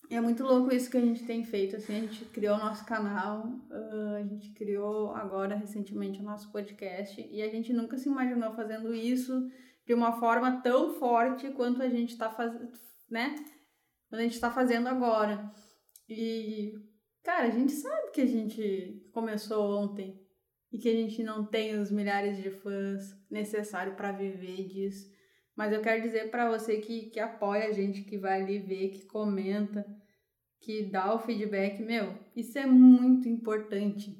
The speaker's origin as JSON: {"language": "Portuguese", "area": "Gravataí and Caxias", "region": "Rio Grande do Sul", "country": "Brazil", "tie": "born or raised there", "also_born_or_lived": "Porto Alegre", "said": "Nasci em Porto Alegre, mas morei muito tempo uh, em Gravataí, Caxias"}